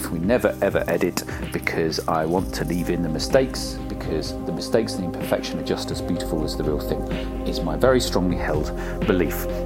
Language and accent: English; England, United Kingdom; And I think there's a lot of, particularly being English, a lot of social barriers and this apologetic thing.